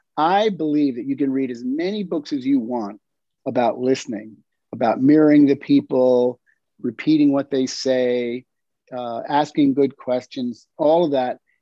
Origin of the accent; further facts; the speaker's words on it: York, Pennsylvania, United States; moved away; I grew up in York, Pennsylvania